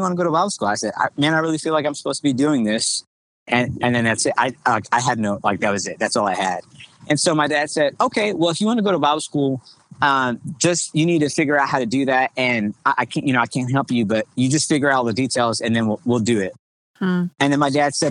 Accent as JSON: {"language": "English", "area": "Long Island", "region": "New York", "country": "United States", "tie": "born or raised there", "moved": "as an adult", "said": "I'm originally from New York, Long Island, New York. The church that I grew up in is called Bethel United Pentecostal Church"}